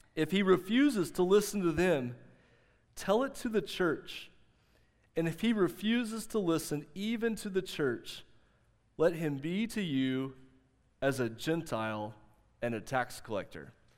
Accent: the South, United States; growing up in the South

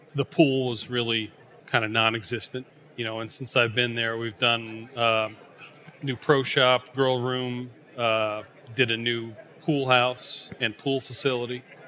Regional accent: Rhode Island, United States; moved away as an adult; also born or lived in Syracuse, New York / Weston, Massachusetts; I grew up in Rhode Island

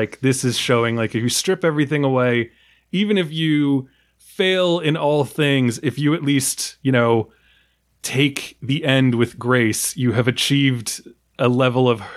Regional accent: New York, United States; as a New Yorker

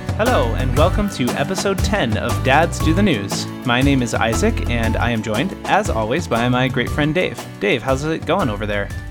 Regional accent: Utah, United States; moved away; also born or lived in Iowa / Kentucky; when we moved back to Utah from Iowa and Kentucky, where we had spent some time

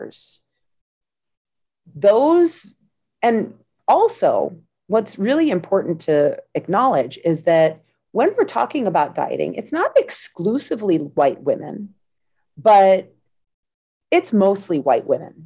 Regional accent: United States; I'm from the United States.

